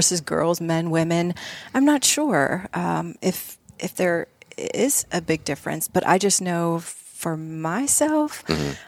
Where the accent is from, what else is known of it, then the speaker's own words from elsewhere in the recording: Littlestown, Pennsylvania, United States; moved away as an adult; I we grew up in Littlestown